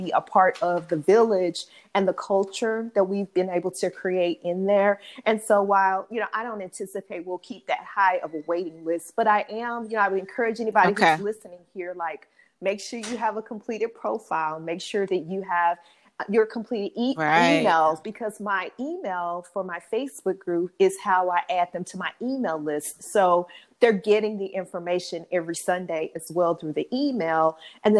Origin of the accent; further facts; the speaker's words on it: East St. Louis, Illinois, United States; now in St. Louis, United States; I'm from East St. Louis, Illinois. I live in St. Louis